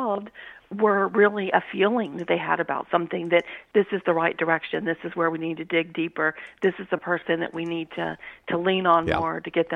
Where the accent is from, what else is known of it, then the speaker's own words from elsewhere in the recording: Louisiana, United States; He was a state trooper where I grew up in Louisiana.